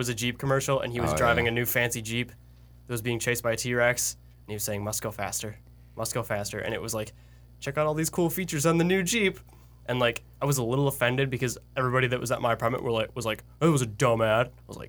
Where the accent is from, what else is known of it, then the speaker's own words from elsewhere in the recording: Australia; We're from Australia.